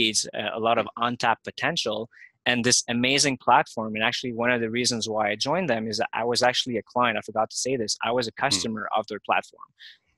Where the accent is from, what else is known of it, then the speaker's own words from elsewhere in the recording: Montreal, Quebec, Canada; now in Toronto, Canada; I'm from Montreal myself, but I was already living in Toronto